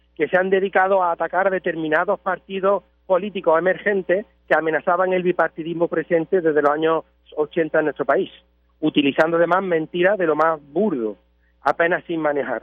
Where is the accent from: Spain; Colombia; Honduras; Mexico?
Spain; Nosotros aquí en España bueno, aunque yo estoy ahora mismo en Puerto Rico, pero yo soy español